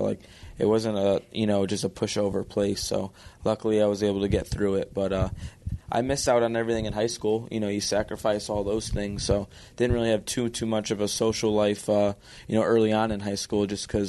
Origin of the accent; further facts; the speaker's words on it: Connecticut, United States; But being in Connecticut is a terrible place to race out of. if I was from Pennsylvania or Ohio, Ohio would probably be the ideal place for the All-Stars.